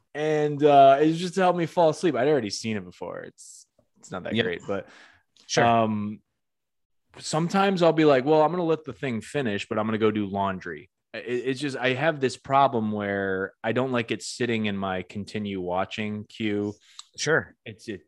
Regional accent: Northampton, Massachusetts, United States; my hometown in Northampton

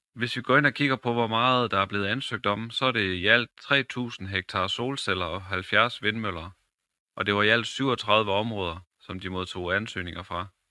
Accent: Vrandsted, North Denmark Region, Denmark; also born or lived in Skøtrup; Jeg er født og opvokset i Brandsted og i Lykken.

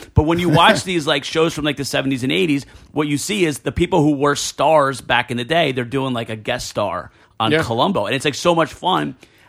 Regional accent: Elizabeth, New Jersey, United States; I grew up in Elizabeth, and I've always, and maybe because, like, Italians and, like, we're always around in Elizabeth. It was just a lot of Latin Americans.

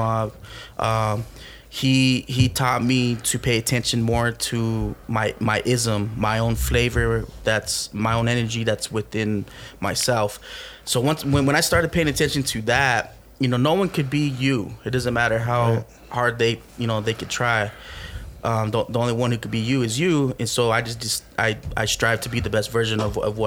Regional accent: Albuquerque, New Mexico, United States; I grew up in the hood in Albuquerque

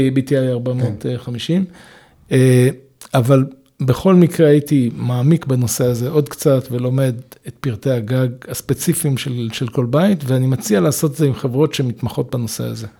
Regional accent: Israel; moved away; זה גם יחזיר אותי ליד הבית שלי, אני בן קיבוץ בכר

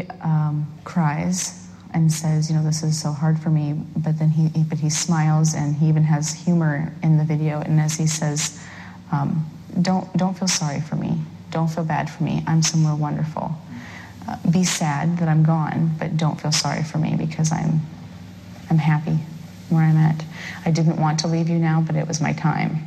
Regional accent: Waterloo, Iowa, United States; born or raised there; moved away as an adult; now in Ankeny, United States

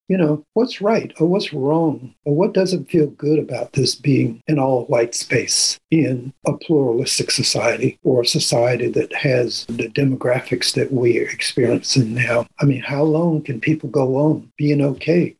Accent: Annapolis, Maryland, United States; I grew up in Annapolis, Maryland

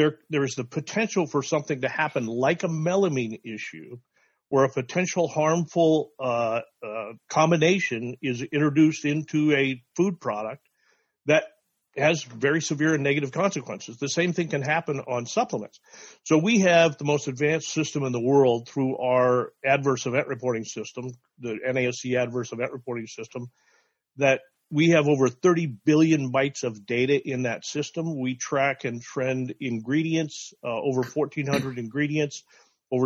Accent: Wyoming, United States; I'm from Wyoming

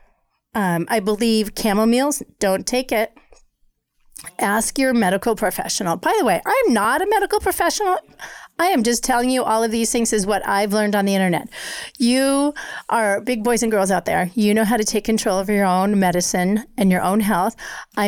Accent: Colorado, United States; moved away; growing up in Colorado

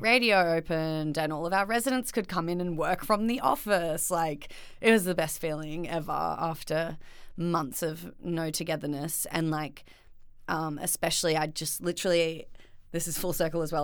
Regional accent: Byron Bay, New South Wales, Australia; now in Melbourne, Australia; growing up in Byron definitely was, like, an incredible experience

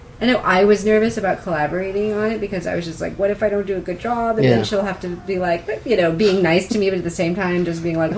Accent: Seattle, Washington, United States; I'm from Seattle

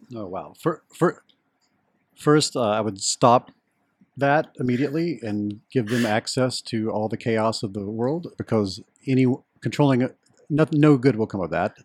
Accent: Deep South of the United States, United States; where I grew up in the Deep South of the United States

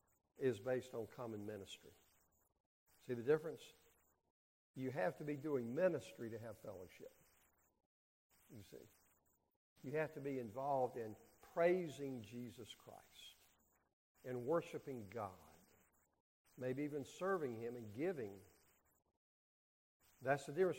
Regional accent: North Carolina, United States; I grew up in North Carolina

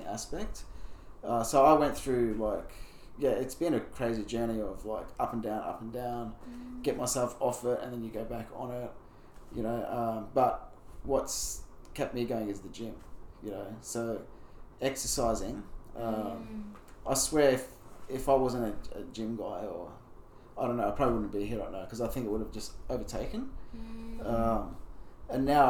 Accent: Brisbane, Queensland, Australia; also born or lived in Mackay, Australia / Bowen, Australia; we moved to Brisbane when I was 8

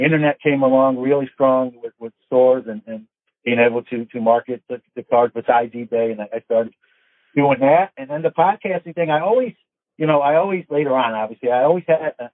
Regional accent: New York City, New York, United States; I grew up in New York City

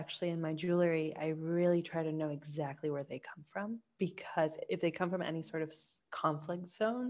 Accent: Colombia; because I'm from Colombia

